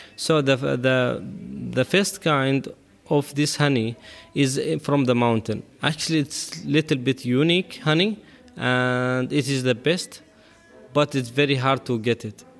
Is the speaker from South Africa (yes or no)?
no; Bahla, Ad Dakhiliyah, Oman; I'm coming from Bahla. It is very traditional uh, city here in Oman